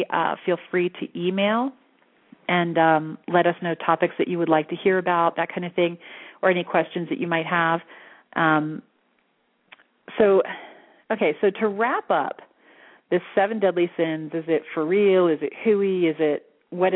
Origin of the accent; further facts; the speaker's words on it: Altamonte Springs, Florida, United States; now in Sedona, United States; I grew up in Altamont Springs, Orlando area.